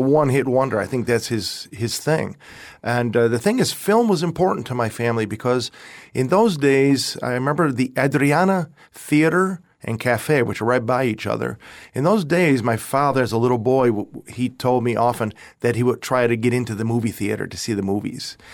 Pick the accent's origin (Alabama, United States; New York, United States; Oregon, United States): New York, United States; Rochester; moved away as an adult; also born or lived in Austin, Texas; now in Florida, United States; my parents came here uh, in 1950. 55 from Italy. Uh, and I was born in Rochester, New York